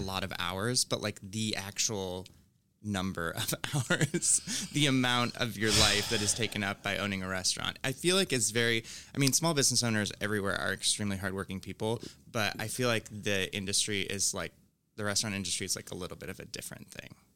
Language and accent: English; Finger Lakes, upstate New York, United States; moved away; I'm from upstate New York